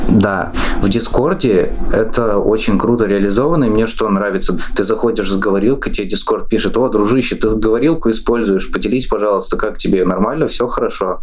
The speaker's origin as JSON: {"language": "Russian", "town": "Orenburg", "region": "Orenburg Oblast", "country": "Russia", "said": "мне 25 лет, я из Оренбурга"}